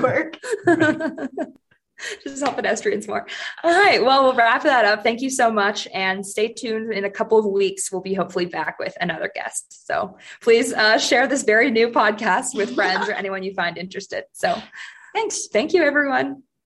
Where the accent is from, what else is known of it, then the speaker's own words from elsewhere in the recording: Seattle, Washington, United States; moved away as an adult; also born or lived in Vancouver / London / Sydney; now in Denver, United States; I grew up in Seattle, famously rainy city